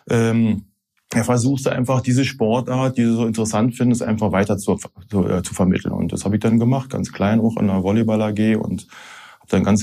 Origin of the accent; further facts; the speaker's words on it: Berlin, Germany; accent: Berlin dialect; also born or lived in Hanau / Bonn; now in Rhineland, Germany; mit sechs Monaten, also als kleines Baby, bin ich dann halt nach Berlin halt. Also ich fühle mich als Berliner, ich bin Berliner, ich rede wie ein Berliner.